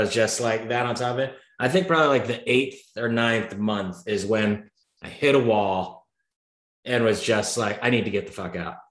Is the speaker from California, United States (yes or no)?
yes; San Diego, California, United States; I'm a San Diego guy.